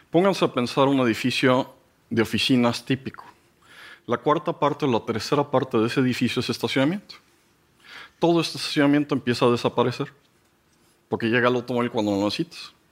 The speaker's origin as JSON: {"language": "Spanish", "country": "Mexico", "said": "Y llegué y les dije, pues miren, yo soy un pobre mexicano"}